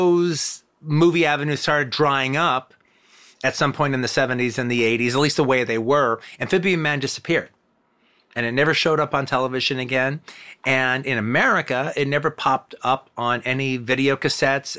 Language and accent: English; United States; As an American